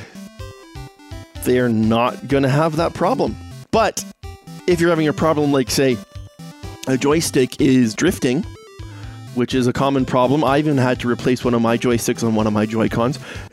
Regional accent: Canada; I am Canadian myself

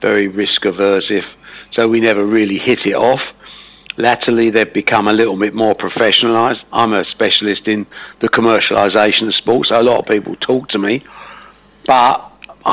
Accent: Dagenham, East of England, United Kingdom; also born or lived in Buckhurst Hill / Ongar / Brentwood; I'm an Essex man. I was born in Dagenham when it was Essex

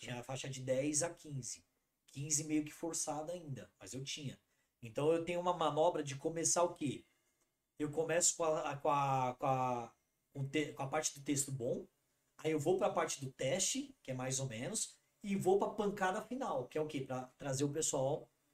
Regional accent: Brazil; eu sou da Zona Norte.

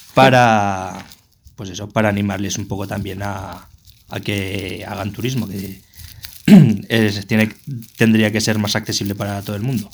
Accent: Zaragoza, Aragon, Spain; soy de Zaragoza

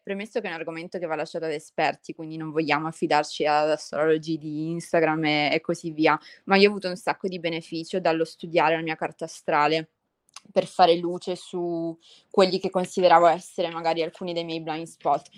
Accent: Italy; moved away

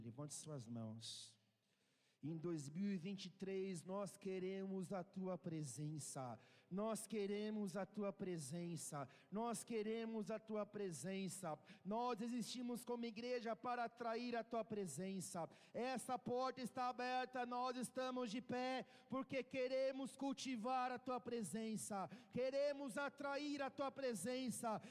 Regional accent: Brazil; Nós temos um destino profético como brasileiros

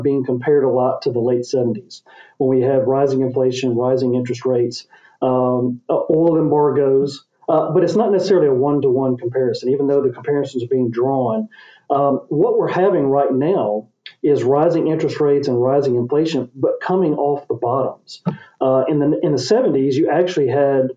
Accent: Memphis, Tennessee, United States; here in my hometown of Memphis

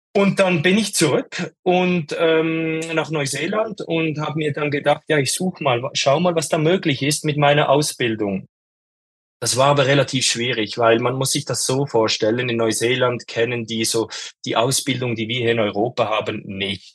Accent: Switzerland; ich komme aus der Schweiz und ich ähm, lebe auch in der Schweiz, in den Bergen

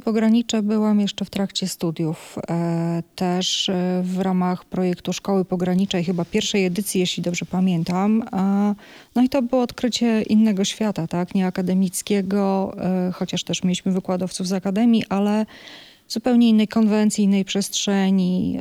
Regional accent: Bydgoszcz, Kuyavian-Pomeranian Voivodeship, Poland; moved away as an adult; also born or lived in Toruń; now in Białystok, Poland; pochodzę z Bydgoszczy, mieszkałam w Toruniu

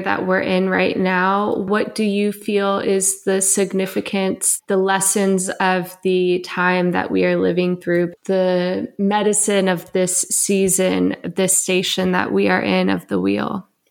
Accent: United States; as an American woman

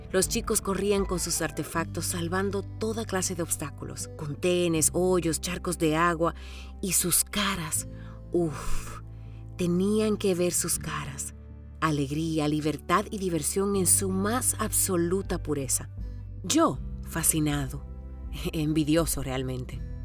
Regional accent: Santiago, Santiago Metropolitan Region, Chile; also born or lived in Romania; Yo conocí a mi abuela Inés y mi abuelo Félix cuando llegamos de Rumania en el año 1980. Apenas tenía 6 años

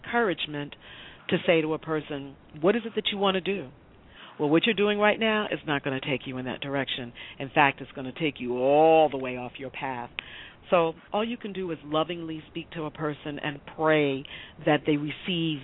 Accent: New York City, New York, United States; I grew up in the Bronx as a small child

